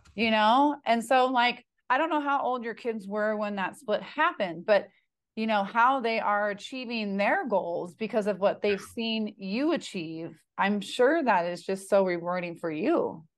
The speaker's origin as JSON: {"language": "English", "region": "California", "country": "United States", "said": "I'm from California, too"}